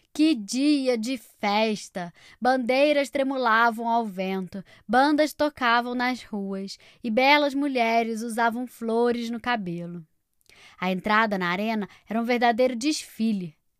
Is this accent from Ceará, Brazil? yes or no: no; Rio de Janeiro, Brazil; moved away; direto da minha terra natal, Rio de Janeiro